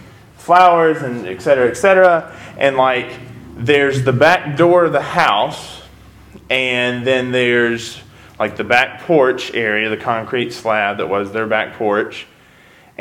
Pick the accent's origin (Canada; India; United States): United States; West Memphis, Arkansas; moved away; I grew up in West Memphis